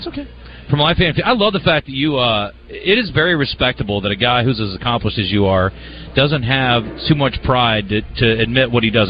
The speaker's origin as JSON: {"language": "English", "area": "Polk County", "region": "Iowa", "country": "United States", "tie": "born or raised there", "said": "I grew up in Polk County, Iowa."}